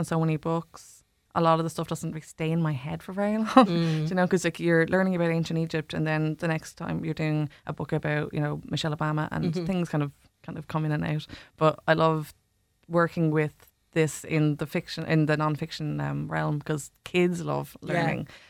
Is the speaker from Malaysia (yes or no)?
no; Dunmore East, Munster, Ireland; moved away as an adult; also born or lived in Dublin / Amsterdam / Lisbon; now in Waterford, Ireland; I'm from Dunmore originally.